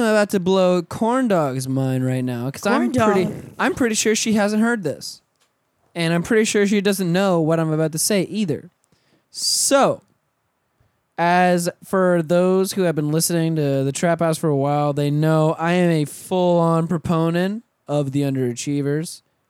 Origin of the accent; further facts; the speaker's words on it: the South, United States; I'm from the South.